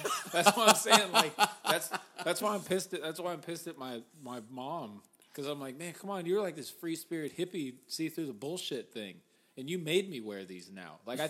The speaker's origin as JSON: {"language": "English", "town": "Mesquite", "region": "Texas", "country": "United States", "tie": "born or raised there", "said": "I live right down the street from, or grew up right down the street from Town East Mall."}